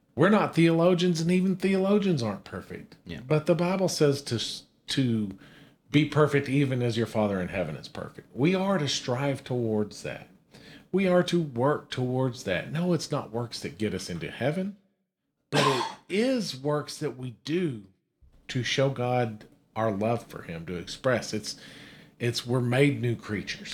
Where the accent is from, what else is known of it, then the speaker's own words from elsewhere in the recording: Amarillo, Texas, United States; We're born and raised in Amarillo, Texas.